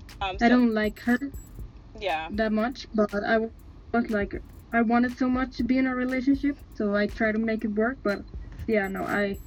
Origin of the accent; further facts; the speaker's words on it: Mexico; I'm from Mexico